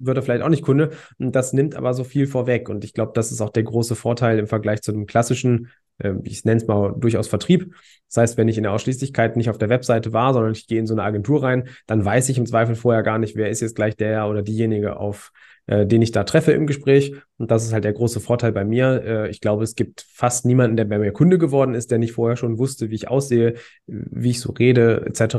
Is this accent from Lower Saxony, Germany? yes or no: yes; Hanover area, Lower Saxony, Germany; ich komme aus dem Raum Hannover